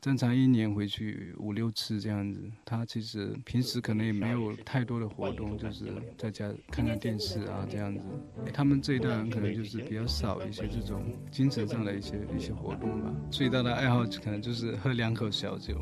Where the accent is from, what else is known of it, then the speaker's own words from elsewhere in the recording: Shaowu, Fujian, China; 我老家是福建南平邵武市